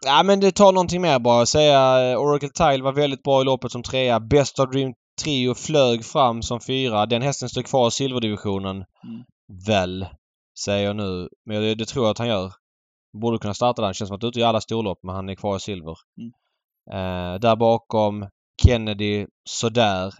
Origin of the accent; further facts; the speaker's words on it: Sweden; som svensk